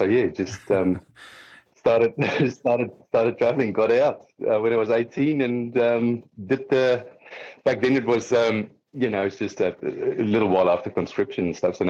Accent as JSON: {"language": "English", "town": "Sasolburg", "region": "Free State", "country": "South Africa", "tie": "born or raised there", "also_born_or_lived": "Vrede", "moved": "as an adult", "lives_now": "Australia", "said": "Grew up in Sasselburg in the Free State, the Northern Free State, and then basically finished my schooling in Frieda in the Eastern Free State."}